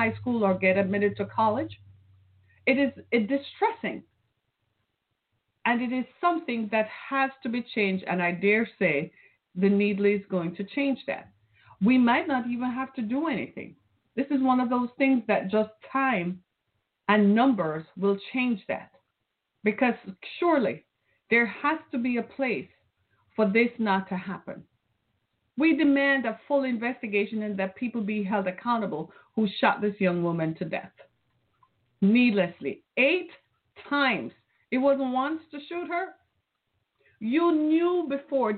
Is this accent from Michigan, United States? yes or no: yes; Detroit, Michigan, United States; I'm from Detroit, Michigan